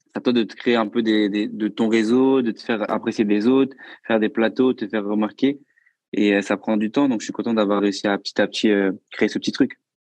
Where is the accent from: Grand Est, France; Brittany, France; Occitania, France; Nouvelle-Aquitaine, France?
Nouvelle-Aquitaine, France; Bordeaux; moved away as an adult; now in Paris, France; je suis pas de Paris. Du coup, je suis de Bordeaux de base